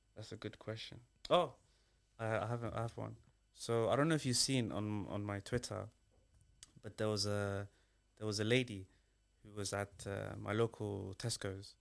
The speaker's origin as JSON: {"language": "English", "country": "Somalia", "tie": "born or raised there", "moved": "yes", "lives_now": "United Kingdom", "said": "I'm British, but I'm originally from Somalia."}